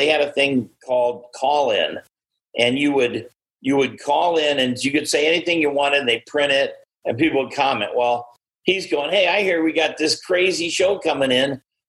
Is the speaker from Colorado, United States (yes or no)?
no; Indiana, United States; moved away; I grew up in Indiana